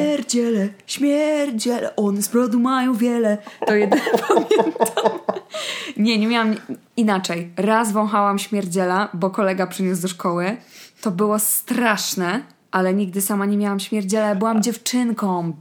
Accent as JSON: {"language": "Polish", "country": "Poland", "said": "pochodzę z miasta, które jest pod granicą niemiecką"}